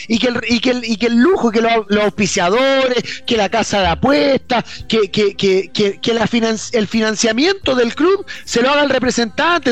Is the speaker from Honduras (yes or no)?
no; Chile; nuestro país